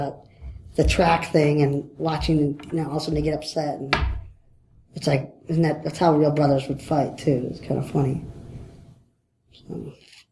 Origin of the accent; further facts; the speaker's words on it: Detroit, Michigan, United States; I'm from Detroit